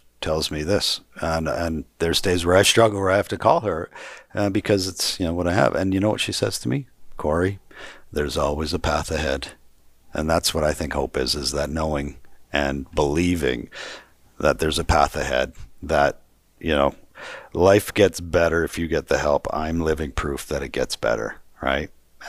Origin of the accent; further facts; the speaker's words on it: Calgary, Alberta, Canada; I'm from Calgary. I'm from city. Okay. Yeah, city.